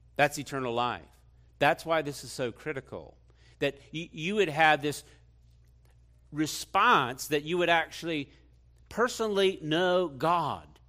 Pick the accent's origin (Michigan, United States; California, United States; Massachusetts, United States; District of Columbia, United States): District of Columbia, United States; Washington; I grew up in Washington, D C. I was born there.